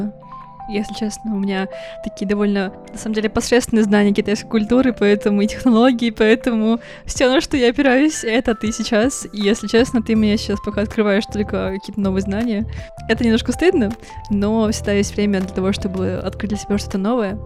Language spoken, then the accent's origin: Russian; Russian Far East, Russia; Я лично родилась на Дальнем Востоке